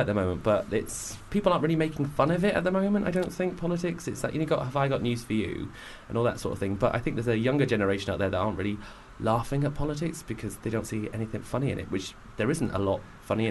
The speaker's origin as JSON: {"language": "English", "town": "Widnes", "region": "North West England", "country": "United Kingdom", "said": "I'm from just outside of Liverpool."}